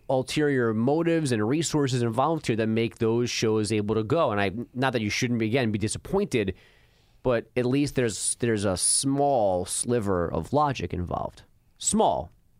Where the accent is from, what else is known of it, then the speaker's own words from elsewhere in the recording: Bogota, New Jersey, United States; I'm from Bogota, New Jersey.